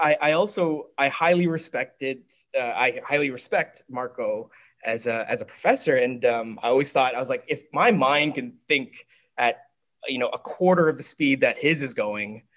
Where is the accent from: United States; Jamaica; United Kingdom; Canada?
Canada; I'm born Canadian, but you know, my parents are from Hong Kong